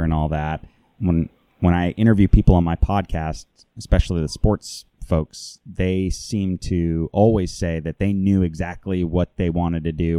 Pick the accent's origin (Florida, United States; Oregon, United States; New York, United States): Florida, United States; Lake Worth; Sometimes I'll say Lake Worth. Sometimes I'll say Palm Beach County